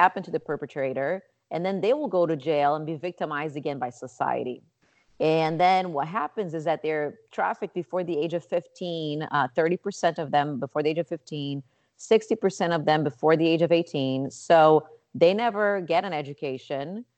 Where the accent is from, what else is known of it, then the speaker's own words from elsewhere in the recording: Rio de Janeiro, Brazil; moved away as an adult; now in Chicago, United States; I was born and raised in Rio de Janeiro, Brazil